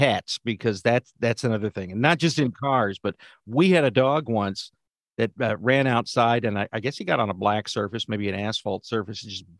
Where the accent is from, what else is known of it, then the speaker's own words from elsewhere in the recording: Texas, United States; growing up in Texas